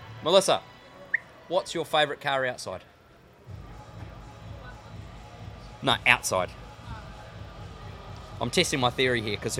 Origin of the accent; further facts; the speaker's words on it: New Zealand; moved away; I'm from New Zealand, which you can't tell. And I think with our roads there